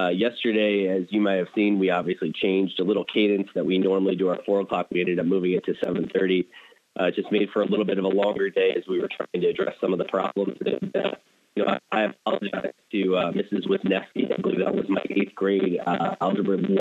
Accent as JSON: {"language": "English", "town": "Erie", "region": "Pennsylvania", "country": "United States", "tie": "born or raised there", "moved": "yes", "lives_now": "Toledo, United States", "said": "I grew up in Erie, Pennsylvania."}